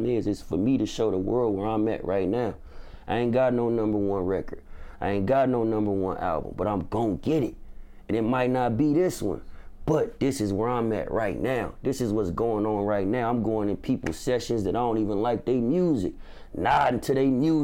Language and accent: English; Bay Area, California, United States; I come from the Bay Area